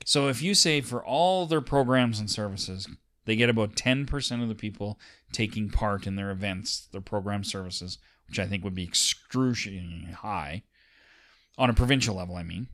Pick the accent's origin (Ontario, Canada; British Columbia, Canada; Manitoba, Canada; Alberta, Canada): Alberta, Canada; we're two dudes from Alberta